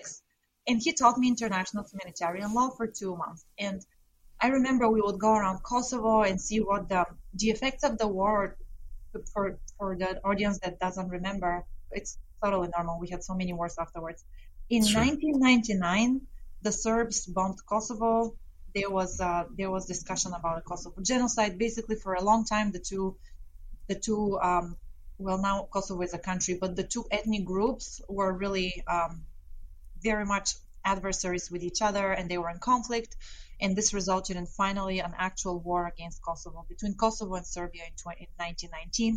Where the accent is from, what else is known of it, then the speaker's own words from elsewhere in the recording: Bulgaria; moved away; I grew up in Bulgaria